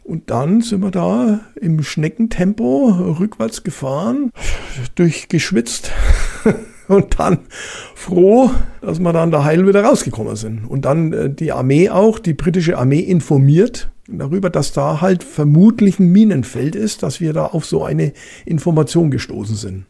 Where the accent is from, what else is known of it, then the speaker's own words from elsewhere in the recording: Franconia, Bavaria, Germany; accent: Franconian; vielleicht äh, hört man manchmal meinen fränkischen Dialekt durch